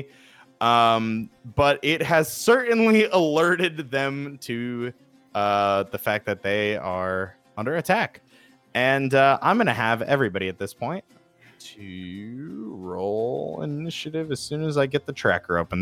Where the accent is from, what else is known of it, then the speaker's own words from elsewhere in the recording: New Jersey, United States; accent: Jersey; my Jersey accent